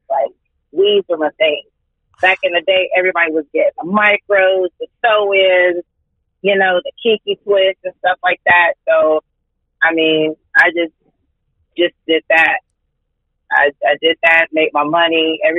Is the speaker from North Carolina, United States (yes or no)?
yes; North Carolina, United States; Uh, Southwood, North Carolina. I've been here majority of my life.